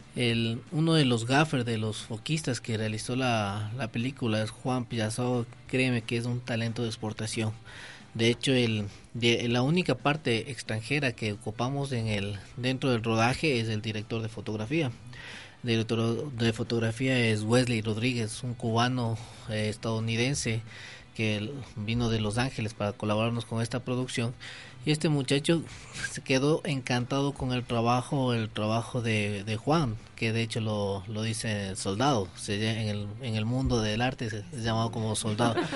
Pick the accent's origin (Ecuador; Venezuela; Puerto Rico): Ecuador; nosotros creo que debemos creer como ecuatorianos